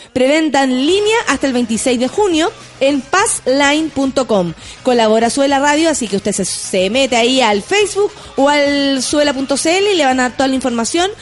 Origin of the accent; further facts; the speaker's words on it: Chile; así somos los chilenos, se nos pega inmediatamente